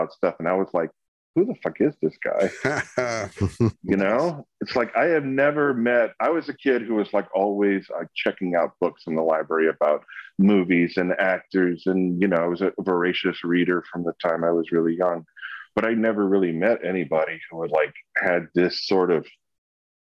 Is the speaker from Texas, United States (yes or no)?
yes; Edinburg, Texas, United States; moved away; I grew up in South Texas, about 3.5-4 hours south of there, in a town called Edinburgh